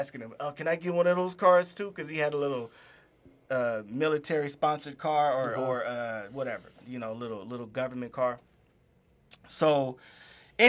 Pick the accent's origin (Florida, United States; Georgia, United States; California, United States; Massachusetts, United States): California, United States; Inland Empire and Los Angeles; I grew up between the Inland Empire and L.A.